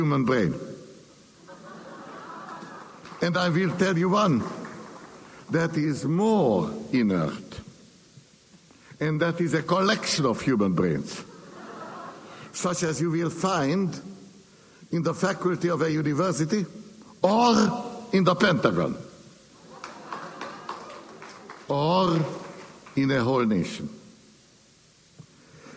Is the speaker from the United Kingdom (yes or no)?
no; Hungary; now in United States; I was born in Hungary. For more than half a century, I could not and did not get back to visit my native land